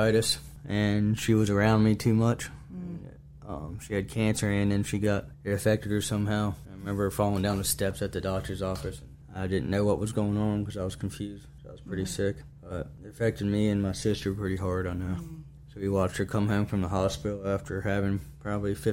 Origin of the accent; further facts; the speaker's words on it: Rockingham County, Virginia, United States; also born or lived in Romania; I grew up playing soccer in Rockingham County